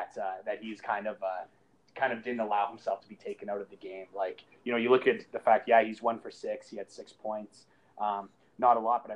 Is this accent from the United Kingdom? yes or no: no; Canada; I'm Canadian